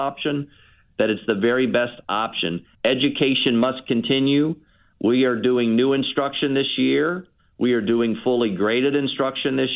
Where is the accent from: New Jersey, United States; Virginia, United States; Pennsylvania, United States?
Virginia, United States; Tidewater; also born or lived in Washington, D.C. area / Lynchburg, Virginia; Well, I'm a native Virginian. I was raised in Tidewater.